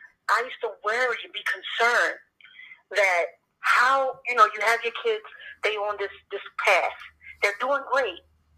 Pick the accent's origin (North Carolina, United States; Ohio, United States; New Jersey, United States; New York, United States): New Jersey, United States; Camden; growing up in Camden, New Jersey.